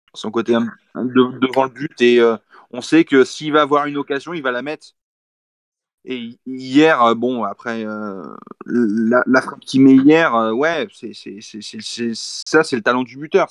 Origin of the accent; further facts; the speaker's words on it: Saumur, Pays de la Loire, France; moi, je suis pas natif d'Angers. Je suis natif de Saumur, donc à 45 minutes d'Angers.